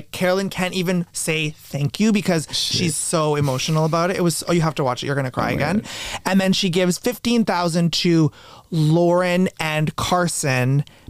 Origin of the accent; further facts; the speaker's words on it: Canada; No, I am Canadian. I'm not sure how that works. I'm Canadian.